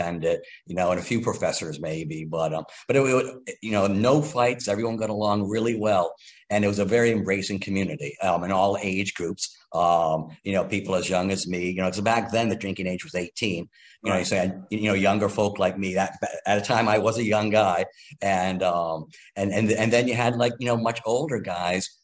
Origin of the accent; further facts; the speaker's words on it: Kennebunk, Maine, United States; moved away as an adult; also born or lived in Lewiston, Maine / Washington, District of Columbia, United States; I grew up in Kennebunk, Maine, which is in the southern tip of the state along the coast.